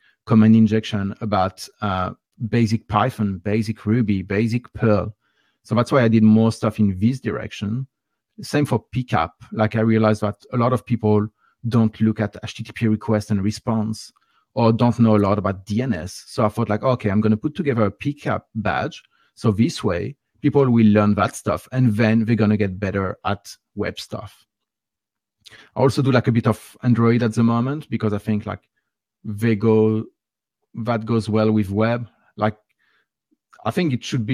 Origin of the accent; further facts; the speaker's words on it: France; accent: French; English is a second language; my nice French accent